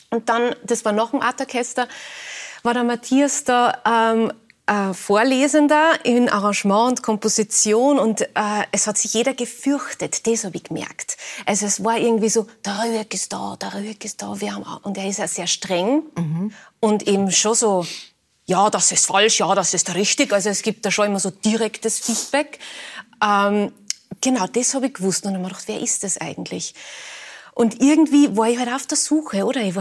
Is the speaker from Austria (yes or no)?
yes; Upper Austria, Austria; ich bin aus Oberösterreich